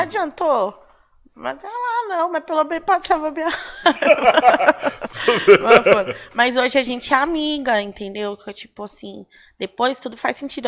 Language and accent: Portuguese; São Paulo, Brazil; Casa de Cultura do Ipiranga. Uhum ali na Tancredo Neves, é bem pertinho ali na, é na minha quebrada